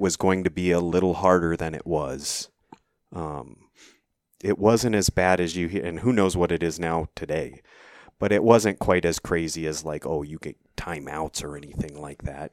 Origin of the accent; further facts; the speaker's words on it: Cave Creek, Arizona, United States; I was born and raised in Cave Creek, uh, Arizona